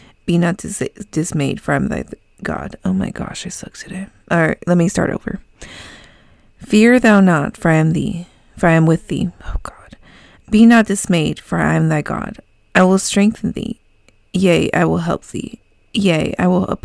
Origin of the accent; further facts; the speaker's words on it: California, United States; I'm from California